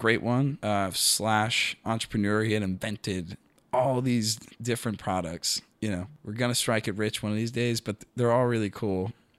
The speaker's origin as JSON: {"language": "English", "town": "Tampa", "region": "Florida", "country": "United States", "tie": "born or raised there", "said": "Tampa, Florida. God's gift to America."}